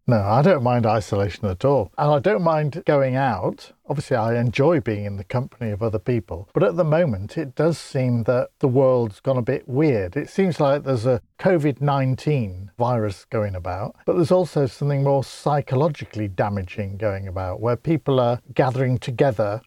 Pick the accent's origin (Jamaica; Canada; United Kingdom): United Kingdom; Grimsby, Yorkshire and the Humber; I come from Grimsby, and we're not known for the speaking so much